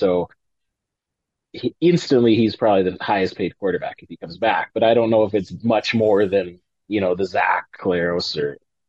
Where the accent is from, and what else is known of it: Regina, Saskatchewan, Canada; born or raised there